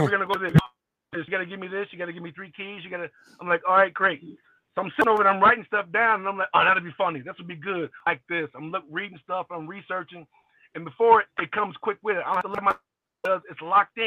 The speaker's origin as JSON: {"language": "English", "town": "Long Beach", "region": "California", "country": "United States", "tie": "born or raised there", "also_born_or_lived": "Little Rock, Arkansas / Cincinnati, Ohio", "moved": "as an adult", "said": "When I was like 2, mom moved to Long Beach, California. So I've been out there ever since I got recruited by University of Cincinnati"}